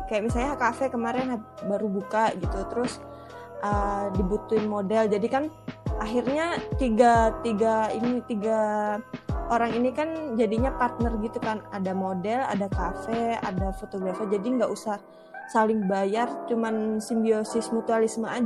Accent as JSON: {"language": "Indonesian", "region": "Java", "country": "Indonesia", "tie": "born there", "said": "Kan sebenarnya kan aku aslinya kan lahirnya di Jawa"}